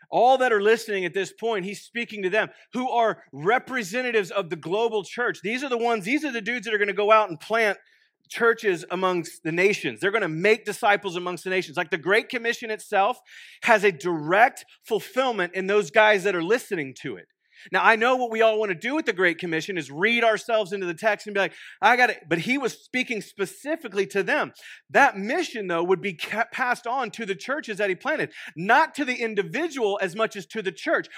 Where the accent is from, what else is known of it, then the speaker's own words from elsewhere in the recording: Waco, Texas, United States; now in Stillwater, United States; I'm originally from Waco, Texas. Um, I grew up, born and raised